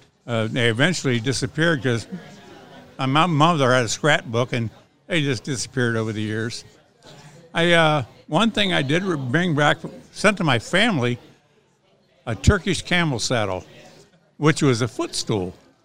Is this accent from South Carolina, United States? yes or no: no; Columbus, Ohio, United States; now in Stevensville, United States; So I was from Columbus, Ohio, and I came up here with my cousins. And I stayed for 2 years playing, and then I just worked at Whirlpool, and I've been there for 38 years.